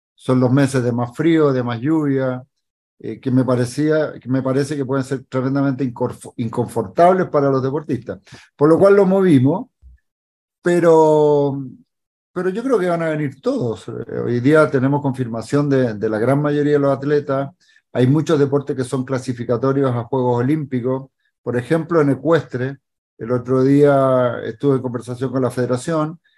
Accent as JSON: {"language": "Spanish", "country": "Chile", "said": "como chileno"}